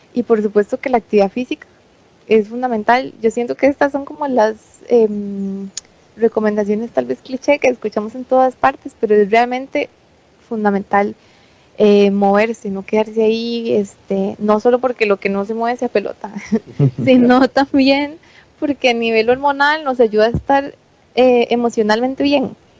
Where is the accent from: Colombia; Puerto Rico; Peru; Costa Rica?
Costa Rica; nuestra alimentación tradicional como costarricenses